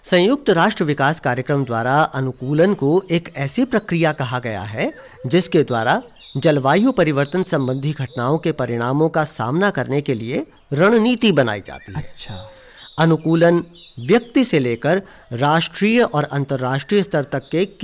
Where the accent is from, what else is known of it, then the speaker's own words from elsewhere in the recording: Delhi, India; moved away; हम लोग दिल्ली से आए हैं लगभग दस साल पहले जब हम यहाँ आए थे तब यहाँ सेब के काफ़ी बागीचे थे